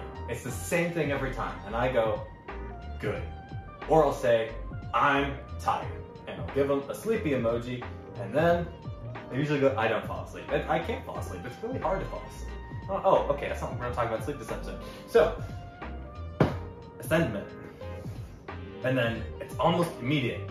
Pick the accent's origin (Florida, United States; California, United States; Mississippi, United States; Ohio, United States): Florida, United States; I'm not from Canada, I'm from Florida